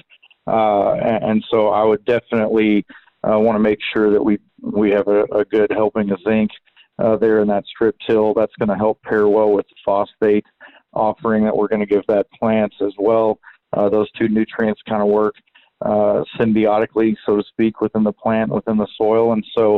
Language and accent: English; Southeast Texas, United States; now in College Station, United States; I come from Southeast Texas. I live in College Station, Texas